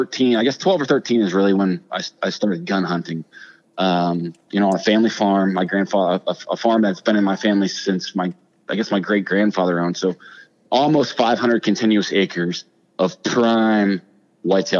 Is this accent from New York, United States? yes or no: no; Ohio, United States; born and raised in Ohio